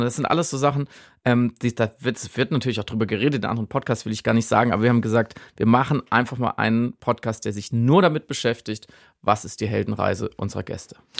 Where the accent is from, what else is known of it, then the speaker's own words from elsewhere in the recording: Germany; ich jetzt als Deutscher und Enkel eines Wehrmachtssoldaten